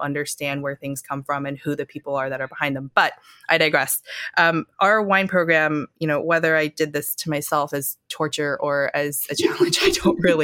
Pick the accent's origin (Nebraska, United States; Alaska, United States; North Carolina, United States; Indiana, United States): North Carolina, United States; also born or lived in Wisconsin / Shanghai; now in New York City, United States; I was born in Wisconsin, grew up in North Carolina